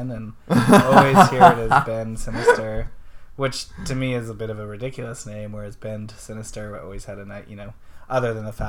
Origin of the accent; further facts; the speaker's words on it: Kelowna, British Columbia, Canada; I grew up in Kelowna, BC